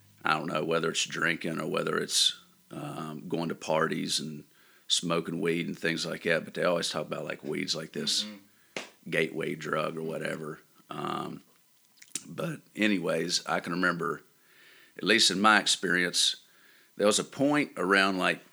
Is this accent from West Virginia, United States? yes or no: yes; Bancroft, West Virginia, United States; I grew up in Bancroft